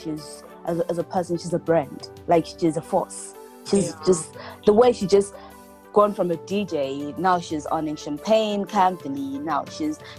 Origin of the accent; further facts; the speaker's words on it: Bulawayo, Zimbabwe; also born or lived in Leicester, United Kingdom; now in Milton Keynes, United Kingdom; I'm from Bulawayo in Zimbabwe